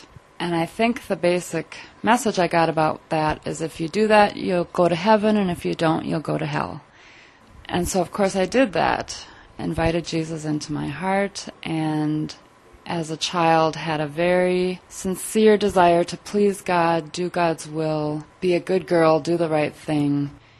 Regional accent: St. Paul, Minnesota, United States; Mostly in Minnesota. I was born in St. Paul. Did a lot of traveling around in my early years.

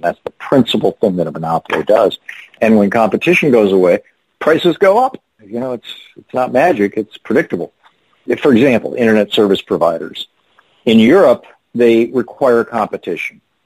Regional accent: Lansing, Michigan, United States; When I was a kid growing up in Lansing, Michigan, we had three hospitals

